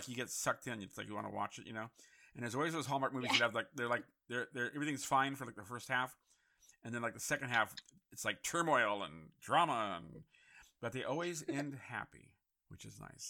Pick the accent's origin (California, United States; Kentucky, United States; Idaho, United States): California, United States; San Francisco; also born or lived in Connecticut; I grew up in San Francisco